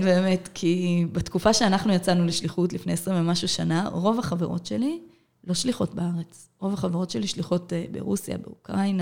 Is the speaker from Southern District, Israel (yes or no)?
yes; Ashdod, Southern District, Israel; born or raised there